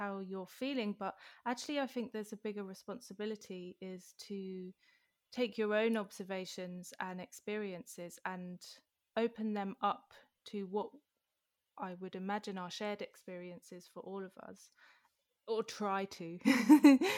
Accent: London, United Kingdom; moved away; when my mum left Wembley, for example, a few years ago, I thought, am I still from there

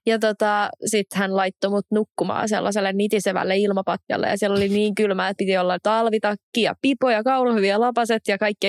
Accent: Espoo, Uusimaa, Finland; mä oon Espoosta

